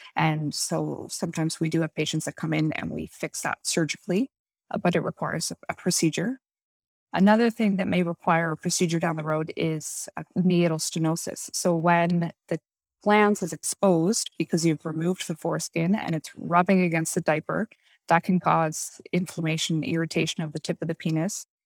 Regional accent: East Coast of Canada, Canada; moved away as an adult; also born or lived in Halifax, Nova Scotia / Alberta / Toronto; I'm from the East Coast of Canada originally

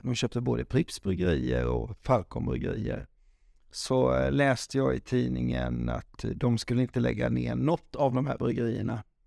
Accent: Falkenberg, Halland County, Sweden; Falkenberg, för där är jag född och uppväxt

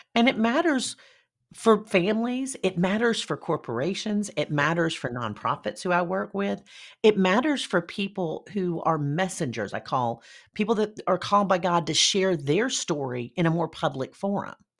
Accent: Deep South, United States; I am from the Deep South.

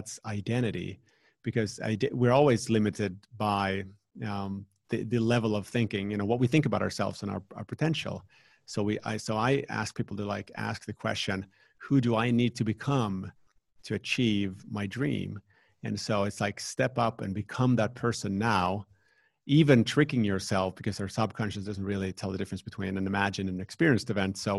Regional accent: Finland; here in the Nordics, where I'm from Finland

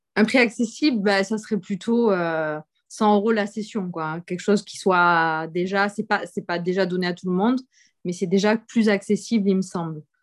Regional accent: Montpellier, Occitania, France; je viens de France, du coup, et de Montpellier

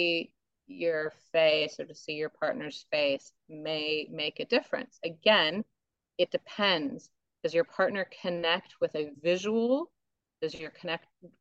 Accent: United States; now in Australia; I'm American

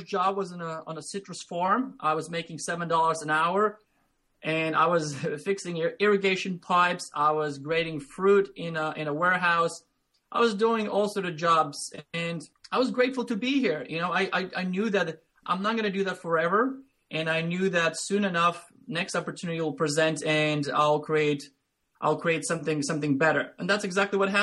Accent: Latvia; English is a second language; moved away as an adult; now in United States; I grew up in Latvia, which is Eastern European country, small country, about 2 million people.

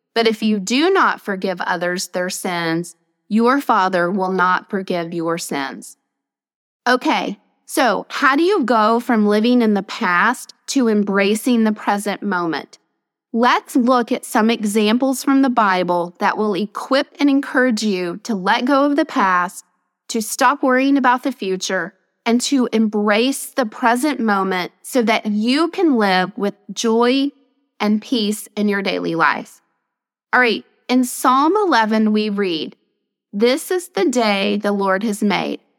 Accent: Nashville, Tennessee, United States; I'm a native Nashvilleian

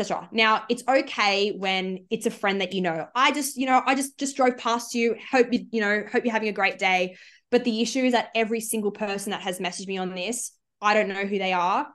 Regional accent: Sydney, New South Wales, Australia; I'm from the Shire in Sydney

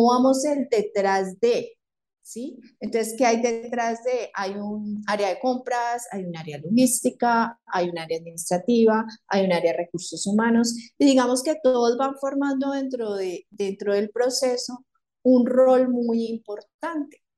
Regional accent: Palmira, Valle del Cauca, Colombia; now in Cali, Colombia; yo soy de Palmira, vivo en Cali y estudiaba en Cali

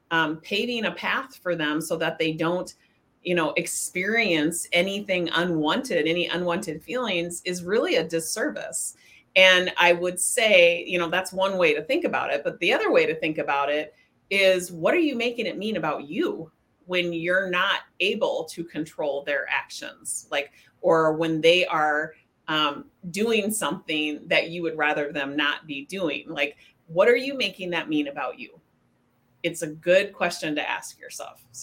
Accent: Spokane, Washington, United States; moved away; I was raised in Spokane, Washington

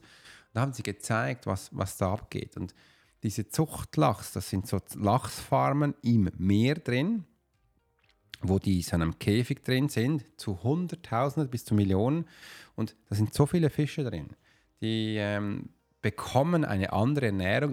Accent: Switzerland; ich bin typischer Schweizer

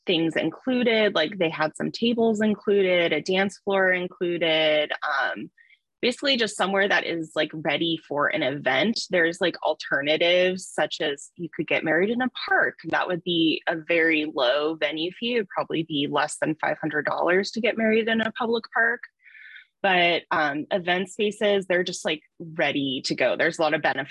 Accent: Pacific Northwest, United States; I'm from the Pacific Northwest

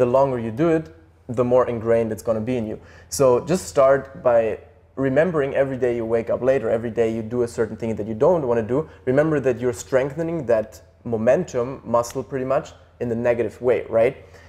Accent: Germany; Germany, like where we grew up

